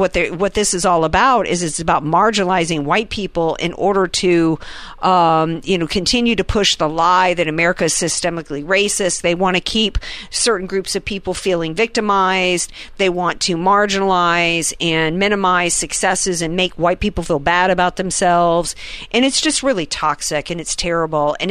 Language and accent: English; the South, United States; I grew up in the South